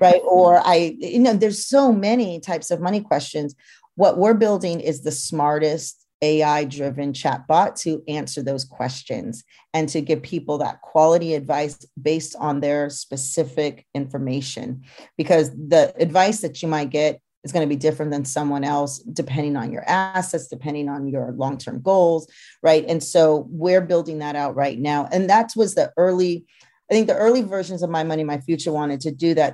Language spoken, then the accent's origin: English; Napa, California, United States; also born or lived in Brooklyn, New York; now in New York, United States; my experience growing up in Napa, being third generation